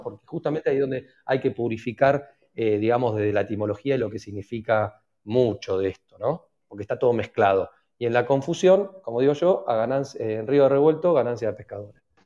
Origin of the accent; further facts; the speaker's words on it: Argentina; la mayoría somos argentinos